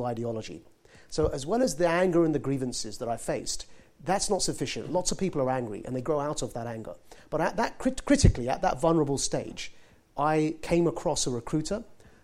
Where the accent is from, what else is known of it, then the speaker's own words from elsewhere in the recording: Southend-on-Sea, East of England, United Kingdom; I was born and raised in Essex in Southend